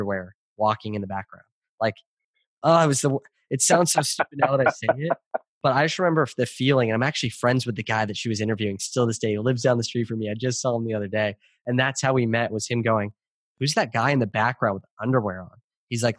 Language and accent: English; California, United States; I was born in California